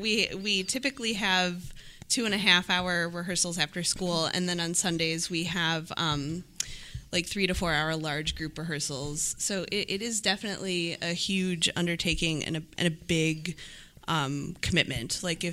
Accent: Illinois, United States; I am from Illinois.

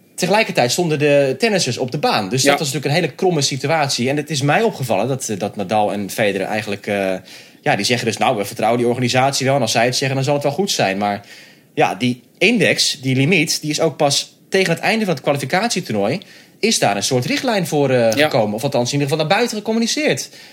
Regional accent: Netherlands; voor ons als Nederlanders

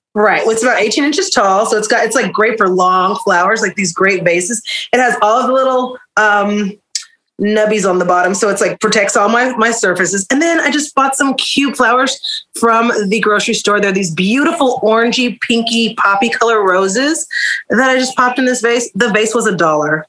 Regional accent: Oklahoma City, Oklahoma, United States; I'm from Oklahoma City, born and raised.

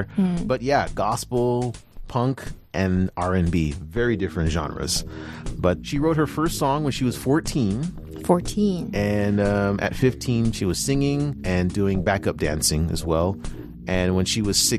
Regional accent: United States; I'm American

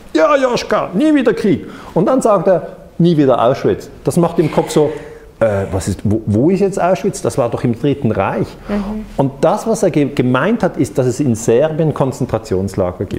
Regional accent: Switzerland; als Schweizer

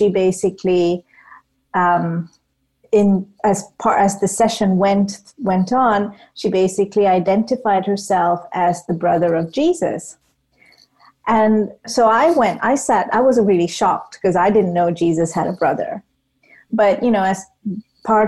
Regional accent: Malaysia; now in United Kingdom; I grew up in Malaysia, and Malaysia is predominantly a Muslim country, and I grew up a Hindu

